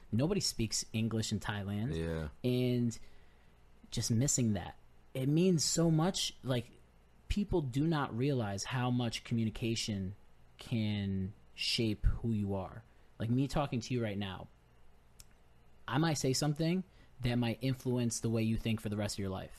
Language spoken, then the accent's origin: English; Naugatuck, Connecticut, United States; now in Groton, United States; I'm from Naugatuck